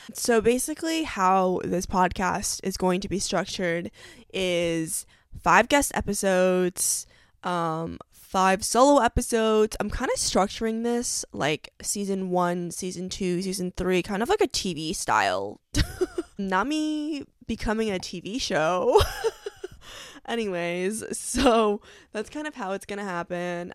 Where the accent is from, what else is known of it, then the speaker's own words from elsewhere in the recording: New York, United States; I'm from New York